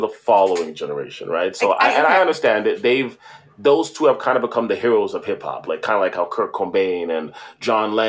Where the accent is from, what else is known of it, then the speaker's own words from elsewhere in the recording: Toronto, Ontario, Canada; growing up in Toronto in a Caribbean diaspora